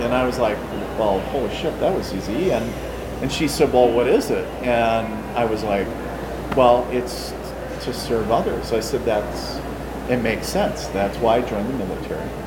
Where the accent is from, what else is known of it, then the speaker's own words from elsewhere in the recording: International Falls, Minnesota, United States; now in Fargo, United States; I am a Minnesota native, so I was born and raised in northern Minnesota, so in a little town called International